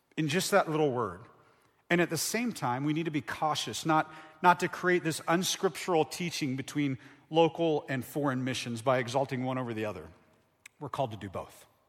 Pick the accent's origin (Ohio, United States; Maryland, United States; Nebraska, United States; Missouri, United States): Ohio, United States; moved away as an adult; now in Tucson, United States; I'm from Ohio